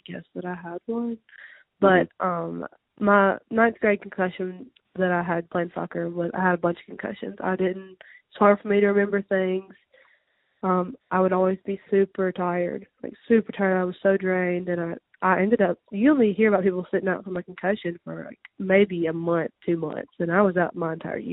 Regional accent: Tupelo, Mississippi, United States; also born or lived in Pontotoc, Mississippi; I'm originally from Tupelo. I was born there and lived there up until my 10th grade year of high school.

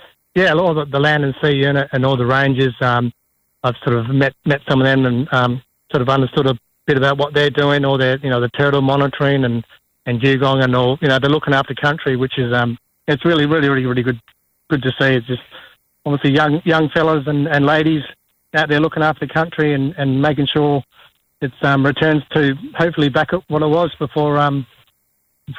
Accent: Perth, Western Australia, Australia; moved away as an adult; also born or lived in Kalgoorlie / Kimberley; now in Broome, Australia; I'm from Perth. I'm the youngest of 7 kids, so I always got the last of the food and stuff. So, from a big family and been living down there most of my life

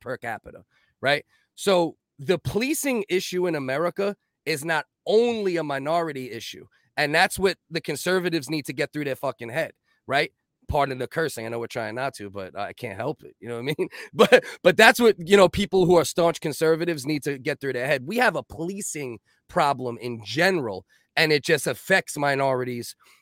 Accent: New York City, New York, United States; I got whooped by cops growing up many times. I grew up in the Giuliani era

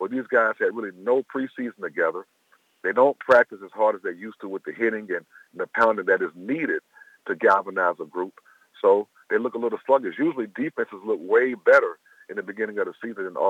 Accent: Tallahassee, Florida, United States; We're both from Tallahassee, Florida. I went to high school with each other.

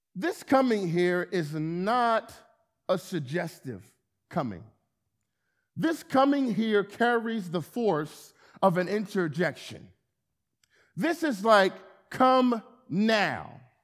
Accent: Camden, New Jersey, United States; moved away as an adult; also born or lived in Philadelphia; now in Wilmington, United States; I'm born and raised in Camden, New Jersey

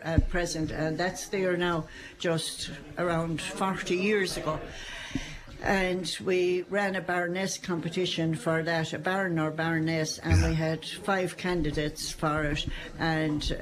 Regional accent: Loughmore, Munster, Ireland; My hometown

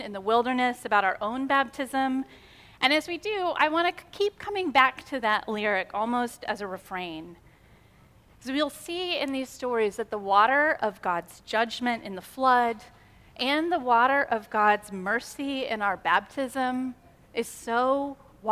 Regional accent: United States; American Christians, because we live in this individualist society

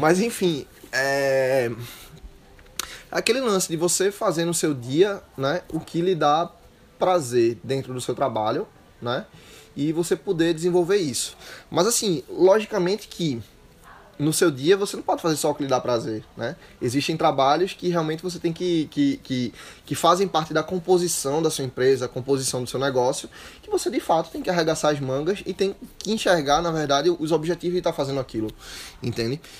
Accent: Recife, Pernambuco, Brazil; moved away as an adult; Eu sou de Recife e vim morar aqui

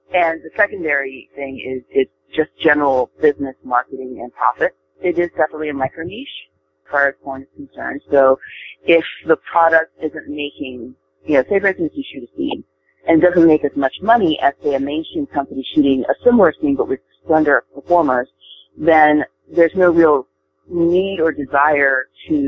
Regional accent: Japan; now in United States; I wasn't born and raised here in the States. I was born and raised in Japan

